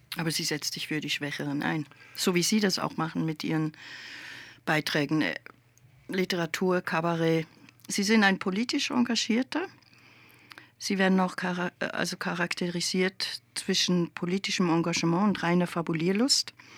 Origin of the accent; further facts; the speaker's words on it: Switzerland; Als Schweizerin frage ich das jetzt einfach